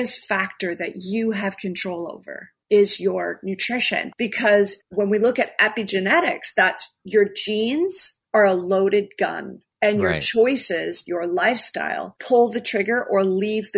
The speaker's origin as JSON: {"language": "English", "country": "Canada", "said": "I'm Canadian"}